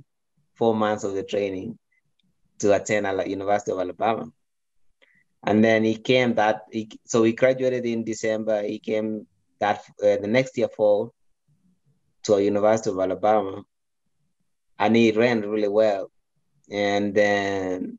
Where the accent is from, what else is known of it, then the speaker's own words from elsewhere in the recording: Kenya; moved away as an adult; also born or lived in Iowa; now in Colorado Springs, United States; I was born in Kenya